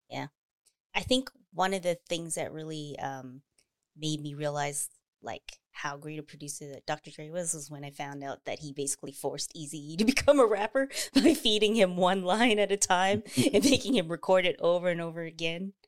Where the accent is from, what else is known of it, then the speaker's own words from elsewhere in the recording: Canada; I'm Canadian